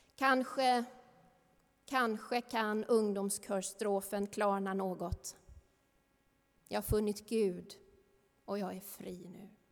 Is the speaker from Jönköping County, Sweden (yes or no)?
yes; Värnamo, Jönköping County, Sweden; i ungdomskören hemma i Missionskyrkan i Värnamo